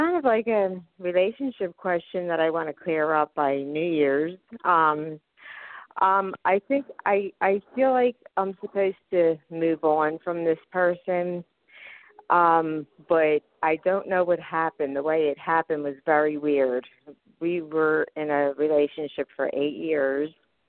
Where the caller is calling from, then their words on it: Philadelphia, Pennsylvania, United States; I'm calling from Philadelphia, Pennsylvania.